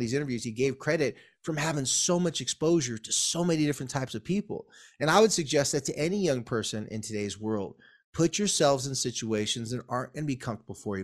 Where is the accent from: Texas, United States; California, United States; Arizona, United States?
California, United States; Carlsbad; Carlsbad, my hometown